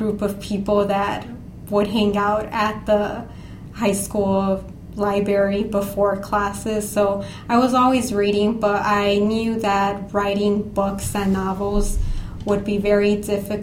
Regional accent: East Chicago, Indiana, United States; I grew up in East Chicago, Indiana, which is in Northwest Indiana

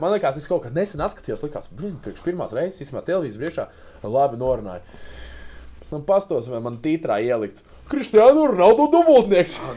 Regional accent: Riga, Latvia; es piedzimu Rīgā

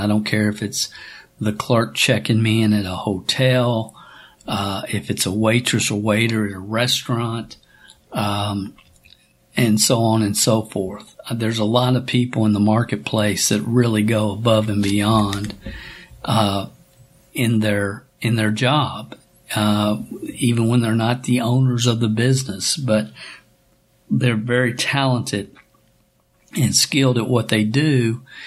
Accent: Stamping Ground, Kentucky, United States; I'm a kid from Stamping Ground, Kentucky, population 400

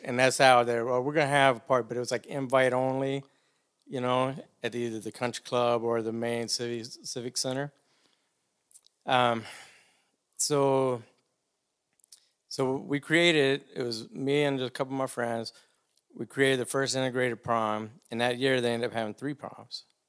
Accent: Demopolis, Alabama, United States; moved away; also born or lived in Auburn, Alabama; A little town called Demopolis, Alabama.

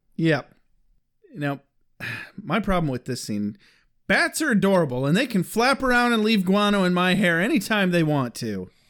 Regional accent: Michigan, United States; we're from Michigan

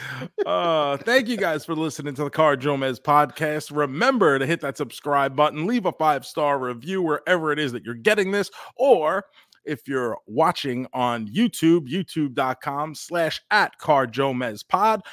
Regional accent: New York, United States; when we grew up in New York

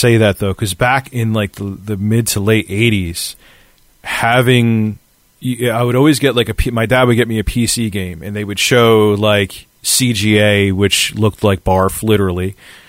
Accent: United States

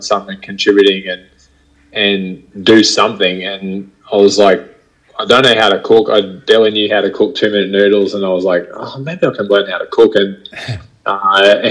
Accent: Bundaberg, Queensland, Australia; also born or lived in Brisbane; it was pretty simple existence growing up in Bundy

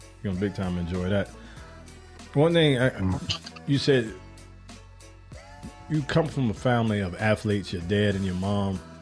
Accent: Chicago, Illinois, United States; I'm from Chicago

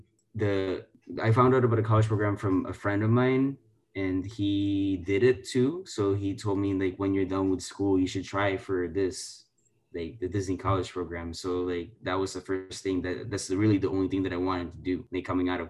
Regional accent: Philippines; now in United States; I grew up in the Philippines, this is my background

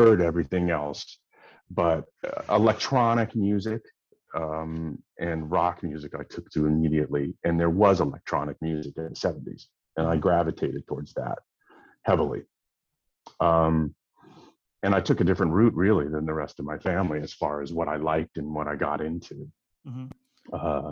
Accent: Los Angeles, California, United States; also born or lived in Dallas, Texas; I'm in a hotel in LA, which is my hometown

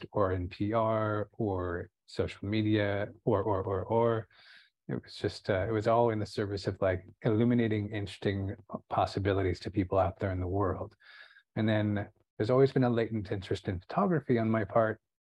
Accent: Santa Barbara, California, United States; I was born in Santa Barbara

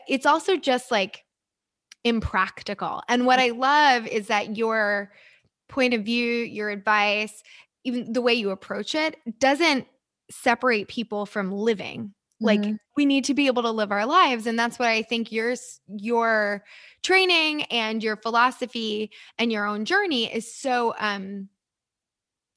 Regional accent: New Jersey, United States; also born or lived in New York City; now in Los Angeles, United States; I'm originally from New York and grew up in New Jersey, New York City.

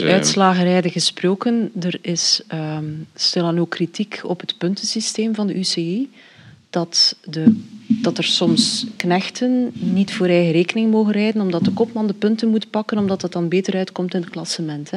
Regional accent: Belgium

